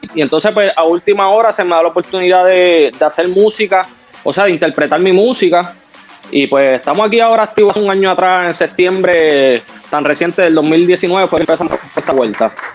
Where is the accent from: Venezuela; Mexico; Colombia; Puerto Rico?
Puerto Rico; Yo soy de aquí de Puerto Rico, sangre dominicana